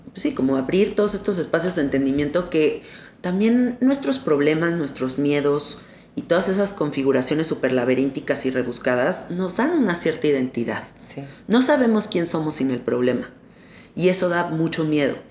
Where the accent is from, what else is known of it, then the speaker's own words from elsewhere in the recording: Mexico; como mexicanos